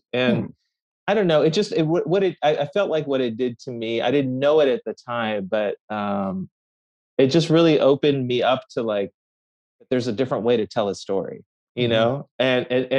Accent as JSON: {"language": "English", "area": "Bay Area", "region": "California", "country": "United States", "tie": "born or raised there", "also_born_or_lived": "Tehran, Iran", "said": "I grew up mostly in the Bay Area"}